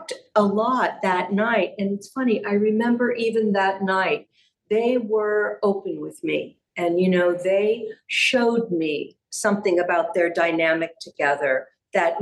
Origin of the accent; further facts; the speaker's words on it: San Diego, California, United States; I grew up in San Diego.